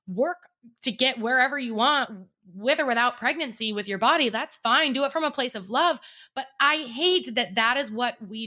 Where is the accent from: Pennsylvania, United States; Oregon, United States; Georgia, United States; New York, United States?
Oregon, United States; now in Arizona, United States; I'm from Oregon. We're both from Oregon.